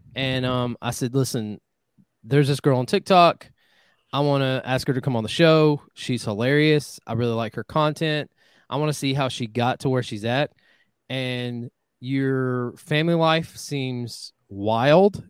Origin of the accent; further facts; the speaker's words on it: Northwest Georgia, United States; Northwest Georgia, uh, which obviously holds a special place in my heart because that's where I'm from